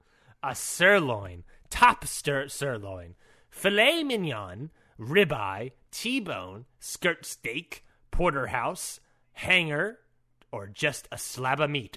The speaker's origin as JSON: {"language": "English", "region": "Maryland", "country": "United States", "tie": "born or raised there", "said": "Luckily, I grew up in Maryland."}